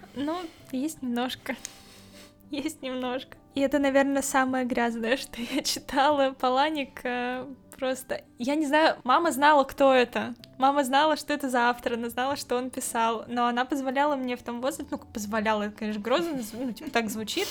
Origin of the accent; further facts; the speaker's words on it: Kemerovo, Kemerovo Oblast, Russia; moved away as an adult; now in Saint Petersburg, Russia; Я из Сибири, небольшого города Кемерово